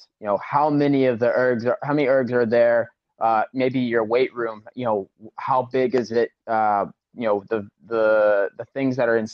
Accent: Charleston, South Carolina, United States; born or raised there; moved away as an adult; also born or lived in Colorado / New Zealand; now in Germany

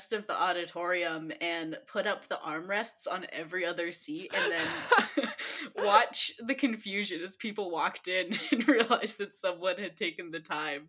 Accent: Olympia, Washington, United States

